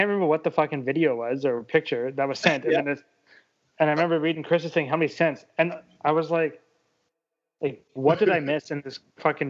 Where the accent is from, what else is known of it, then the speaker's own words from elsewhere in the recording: Canada; I'm Canadian.